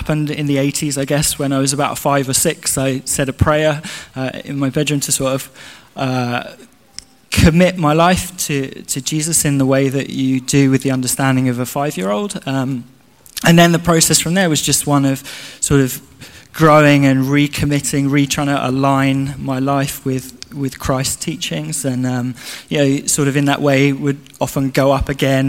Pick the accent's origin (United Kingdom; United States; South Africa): United Kingdom; London; moved away; I grew up in South London near Kew Gardens